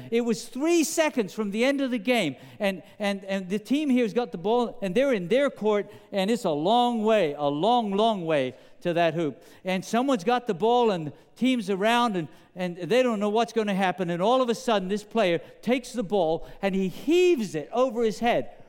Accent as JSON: {"language": "English", "region": "England", "country": "United Kingdom", "tie": "born or raised there", "accent": "British", "lives_now": "United States", "said": "I remember growing up in England that there was a very famous game in, in the United States of America."}